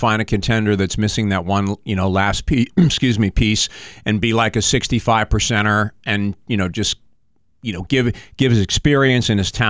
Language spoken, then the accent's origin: English; New York, United States; I grew up in New York, so I mean, I grew up being a Yankee fan